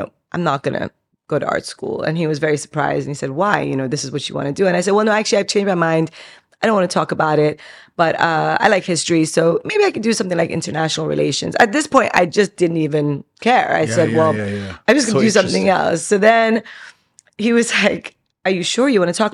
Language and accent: English; Dubai, United Arab Emirates; also born or lived in Iran / London; They moved to Dubai in 1980 with me. I was 3 years old.